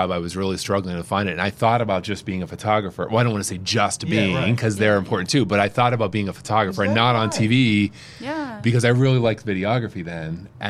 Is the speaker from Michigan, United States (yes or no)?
no; St. Marys, Pennsylvania, United States; But, so she's been in St. Mary's, my hometown.